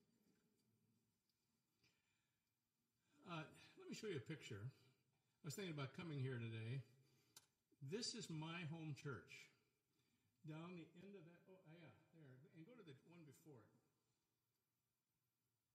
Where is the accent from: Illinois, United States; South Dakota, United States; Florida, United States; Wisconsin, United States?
South Dakota, United States; moved away; I grew up in South Dakota